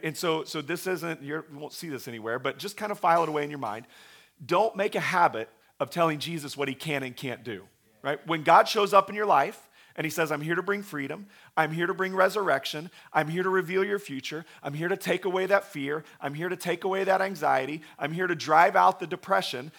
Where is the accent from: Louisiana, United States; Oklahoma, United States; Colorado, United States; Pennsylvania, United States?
Oklahoma, United States; we have a, a large Christian university in my hometown.